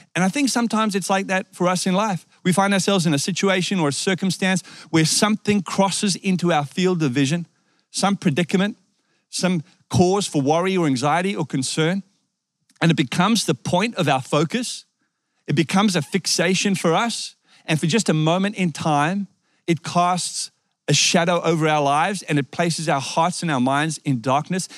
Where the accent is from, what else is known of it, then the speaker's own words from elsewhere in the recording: South Africa; moved away; I was born in South Africa